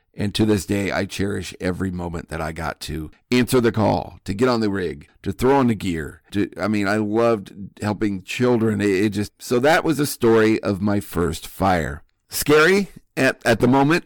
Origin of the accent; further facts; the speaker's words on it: Midwest, United States; I grew up in the Midwest